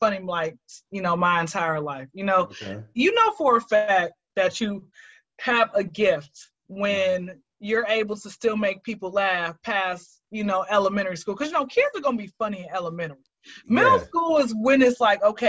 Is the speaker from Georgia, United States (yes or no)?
yes; Atlanta, Georgia, United States; I am from Atlanta. I've been here since I was zero